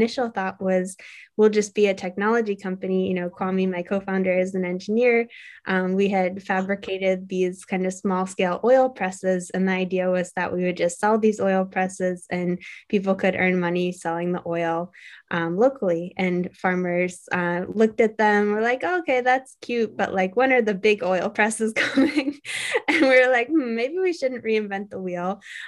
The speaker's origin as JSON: {"language": "English", "town": "Cambridge", "region": "Massachusetts", "country": "United States", "also_born_or_lived": "India", "said": "going back home to Cambridge"}